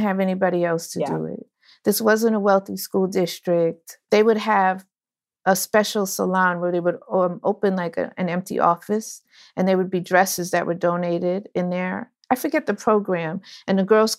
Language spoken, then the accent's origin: English; Orange, New Jersey, United States; I am from New Jersey, Orange, New Jersey. But my father's from Ghana and my mother's from New Orleans